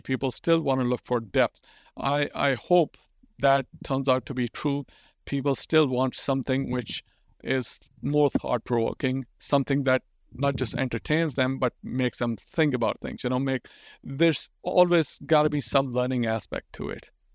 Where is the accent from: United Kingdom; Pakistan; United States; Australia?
Pakistan; English is a second language; I'm growing up in Pakistan